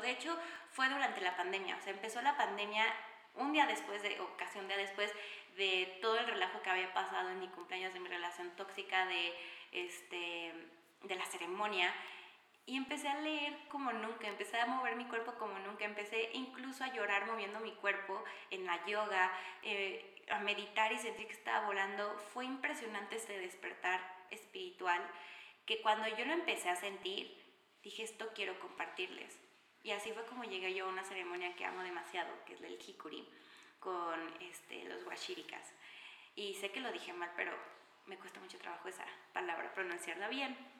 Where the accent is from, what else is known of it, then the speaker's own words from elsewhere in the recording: Mexico City, Mexico; soy mexicana, 100% mexicana de la Ciudad de México